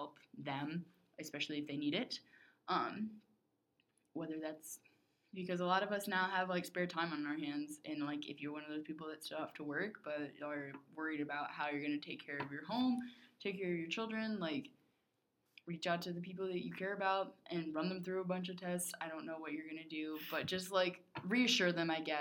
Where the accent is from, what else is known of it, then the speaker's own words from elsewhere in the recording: United States; as an American